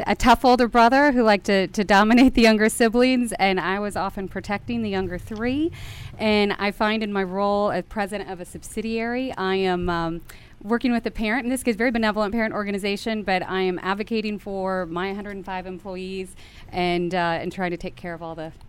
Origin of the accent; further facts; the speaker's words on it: Tulsa, Oklahoma, United States; Tulsa, Oklahoma.